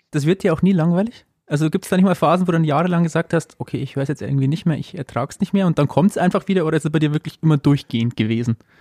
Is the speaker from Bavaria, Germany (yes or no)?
yes; Amberg, Bavaria, Germany; bin ich in Amberg aufgewachsen